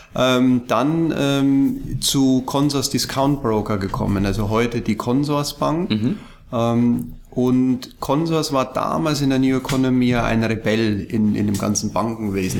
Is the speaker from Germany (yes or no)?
yes; Ingolstadt, Bavaria, Germany; moved away as an adult; also born or lived in Munich; ich bin ja in, in, in Bayern geboren, in Ingolstadt und habe lang, lang in München gelebt